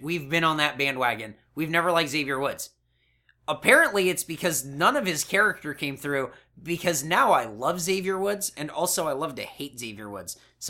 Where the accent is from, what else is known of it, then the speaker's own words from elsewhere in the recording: Canada; accent: Canadian; Ooh, spend a toonie on a bag of milk, and it's my Canadian accent.